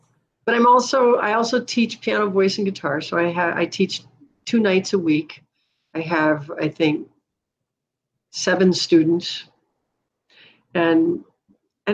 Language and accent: English; Duluth, Minnesota, United States; I grew up in Duluth